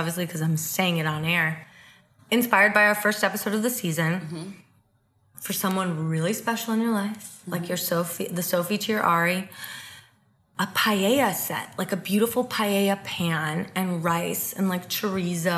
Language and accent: English; Chicago, Illinois, United States; I'm from Chicago